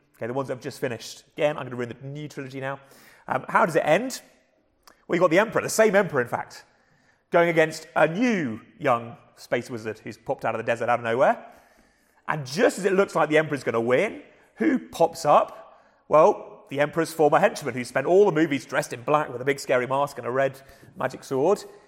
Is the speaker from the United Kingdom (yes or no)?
yes; England, United Kingdom; accent: English; my English accent